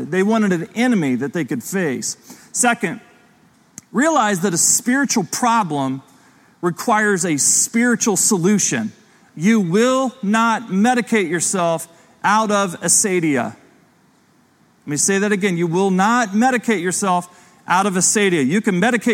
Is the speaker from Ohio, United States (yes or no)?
yes; Ohio, United States; growing up in Ohio as a kid